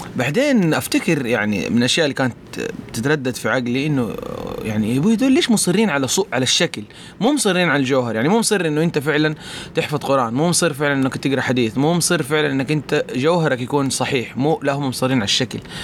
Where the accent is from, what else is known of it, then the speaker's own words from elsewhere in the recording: Mecca, Makkah Province, Saudi Arabia; also born or lived in Riyadh; انا اصلا مو من الطائف، انا جاي من مكه